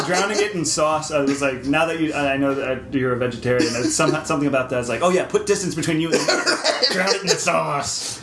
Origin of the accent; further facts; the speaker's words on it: Nashville, Tennessee, United States; I grew up in Nashville